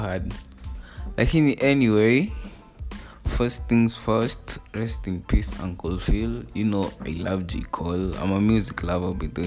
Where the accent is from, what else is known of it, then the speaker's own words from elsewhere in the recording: Kenya; I'm Kenyan, by the way. I'm Kenyan by the nationality